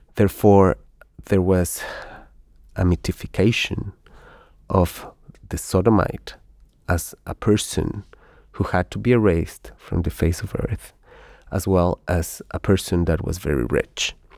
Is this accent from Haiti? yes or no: no; Ecuador; moved away as an adult; now in Spain; I come from Ecuador